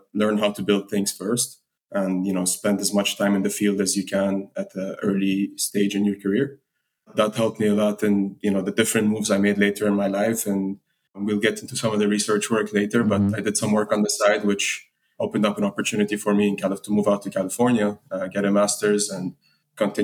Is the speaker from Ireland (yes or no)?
no; Lebanon; moved away; also born or lived in United Arab Emirates; I'm from Lebanon. I grew up in the Middle East. I moved to the UAE at a younger age